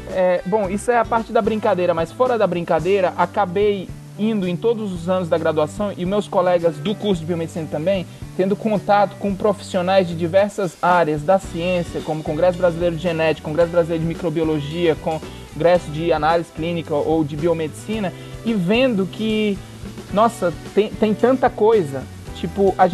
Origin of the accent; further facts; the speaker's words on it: Northeast Region, Brazil; Eu sou nordestino, eu sempre nunca saí daquela.